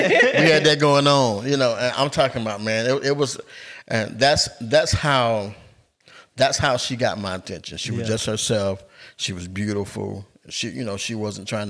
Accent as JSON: {"language": "English", "town": "Albany", "country": "United States", "tie": "born or raised there", "said": "we grew up in Albany"}